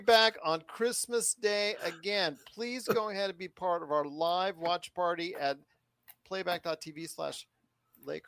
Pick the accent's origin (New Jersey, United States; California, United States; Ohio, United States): California, United States; Inglewood; from SoCal, baby. Yes. Born and raised. Inglewood.